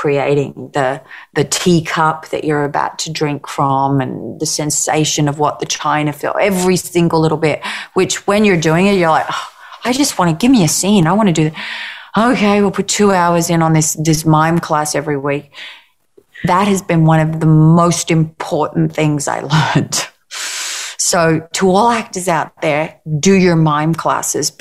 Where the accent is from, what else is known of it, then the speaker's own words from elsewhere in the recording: Australia; being Australian